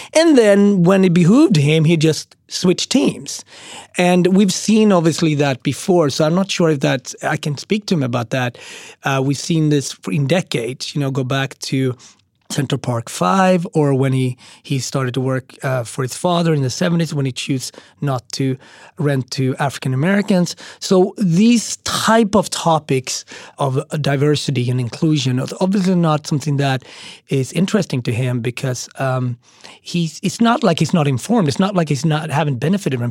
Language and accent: English; Sweden; moved away as an adult; also born or lived in Ethiopia / Switzerland / Austria / Japan; now in New York City, United States; I grew up in Sweden, and then I lived for two years in Switzerland